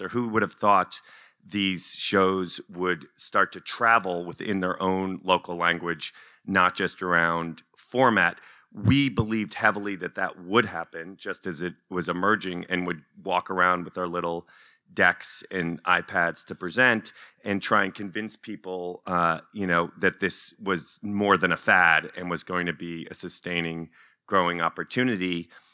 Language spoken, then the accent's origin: English; United States; also born or lived in Washington Heights, New York; now in Los Angeles, United States; as an American living in L